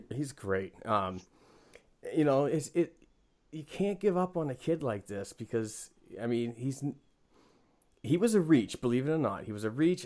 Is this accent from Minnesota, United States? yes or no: no; Northeastern Massachusetts, United States; I am from the, uh, Northeastern uh, part of Massachusetts.